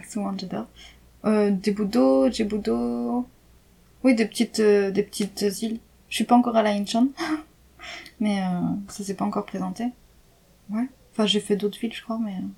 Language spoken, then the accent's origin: French; France; moved away; je suis enfin je suis française